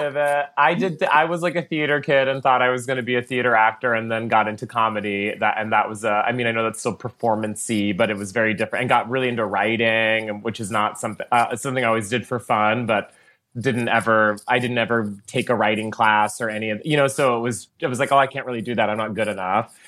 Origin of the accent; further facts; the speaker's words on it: Texas, United States; moved away; You were not allowed to scream that in Texas in third grade.